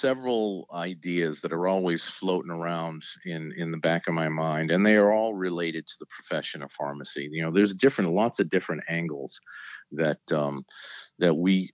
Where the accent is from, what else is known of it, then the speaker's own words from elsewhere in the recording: New England, United States; moved away as an adult; now in Virginia, United States; I grew up in New England. I moved to Virginia after I graduated from pharmacy school.